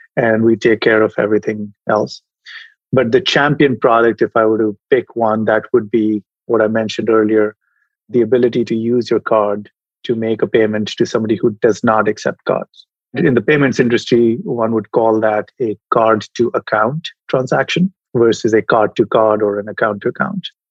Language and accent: English; India; moved away as an adult; also born or lived in Europe / United States; now in San Francisco, United States; I was educated as an engineer when I was growing up in India